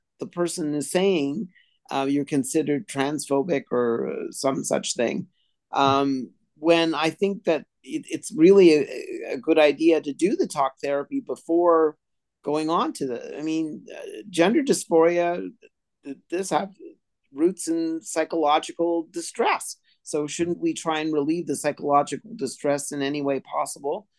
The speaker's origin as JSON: {"language": "English", "country": "India", "moved": "yes", "lives_now": "Montreal, Canada", "said": "I come from India"}